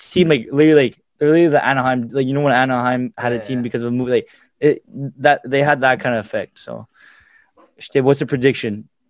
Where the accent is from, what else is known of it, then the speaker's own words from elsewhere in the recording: Montreal, Quebec, Canada; I'm still from Montreal.